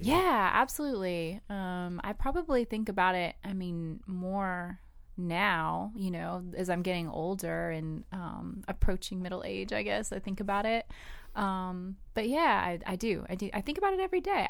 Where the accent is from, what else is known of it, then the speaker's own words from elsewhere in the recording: the South, United States; I grew up in the South